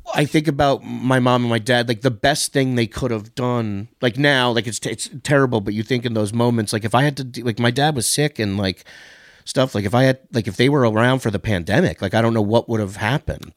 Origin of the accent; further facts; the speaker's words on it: New York, United States; moved away; I grew up in New York.